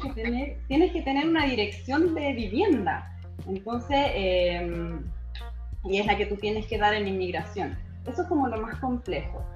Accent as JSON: {"language": "Spanish", "country": "Chile", "moved": "as an adult", "lives_now": "Budapest, Hungary", "said": "yo salí de Chile a los 34 a vivir la experiencia afuera"}